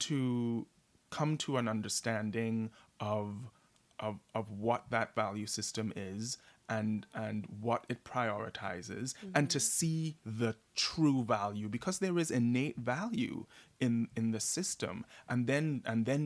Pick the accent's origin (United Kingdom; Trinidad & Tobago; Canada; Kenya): Trinidad & Tobago; now in New York City, United States; a gay boy growing up in Trinidad and Tobago, or as a black man living in America